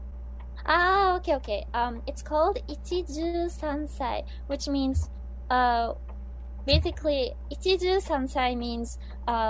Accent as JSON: {"language": "English", "country": "Switzerland", "moved": "yes", "lives_now": "Japan", "said": "my home country where I come from, Switzerland"}